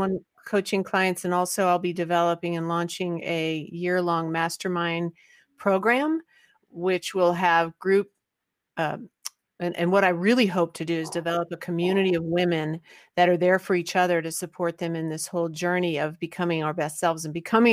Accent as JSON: {"language": "English", "town": "Christiansburg", "region": "Virginia", "country": "United States", "said": "from Christiansburg, Virginia"}